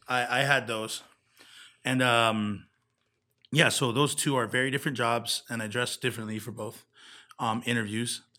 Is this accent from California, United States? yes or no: no; Kona, Hawaii, United States; now in Las Vegas, United States; my hometown